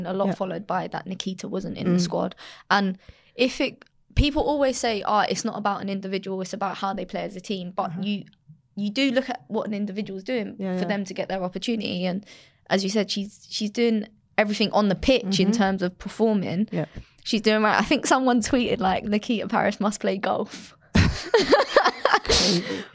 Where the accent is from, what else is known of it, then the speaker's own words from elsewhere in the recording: England, United Kingdom; I'm English